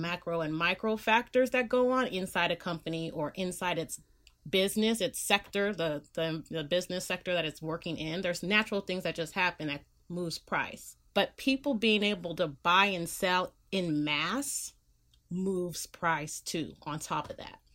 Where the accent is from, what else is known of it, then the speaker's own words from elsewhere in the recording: Bay Area, California, United States; moved away as an adult; also born or lived in Los Angeles, United States; I live in California, I'm from the Bay Area, I live in the Bay Area